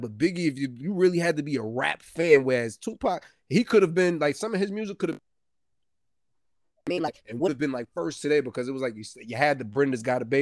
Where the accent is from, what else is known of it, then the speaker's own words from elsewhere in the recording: New York City, New York, United States; I'm from Brooklyn, he from Brooklyn